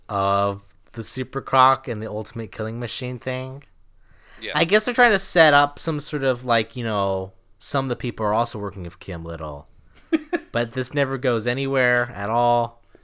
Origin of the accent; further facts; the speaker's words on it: Florida, United States; And because I'm from Florida, I know it's underneath.